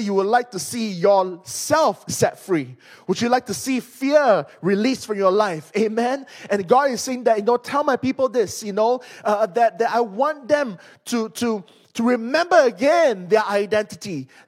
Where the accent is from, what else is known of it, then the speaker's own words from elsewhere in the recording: Malaysia; I'm from Malaysia.